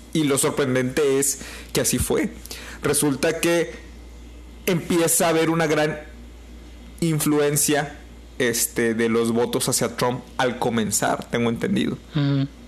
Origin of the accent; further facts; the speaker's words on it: Mexico; somos mexicanos